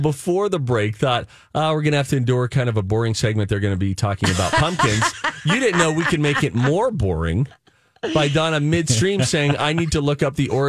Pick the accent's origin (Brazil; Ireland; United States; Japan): Ireland; I'm Irish.